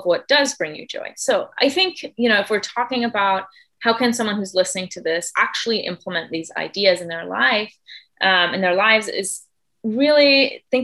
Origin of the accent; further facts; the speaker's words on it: Germany; moved away as an adult; also born or lived in Michigan, United States / Spain / Argentina; now in California, United States; I was born and raised in Germany, but then I lived for 3 years in Michigan when I was 7 till I was 10